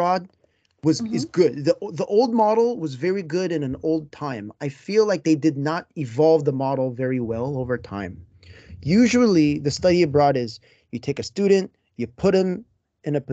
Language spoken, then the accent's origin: English; Southern California, United States; now in Japan; I am from California, a very small subset in Southern California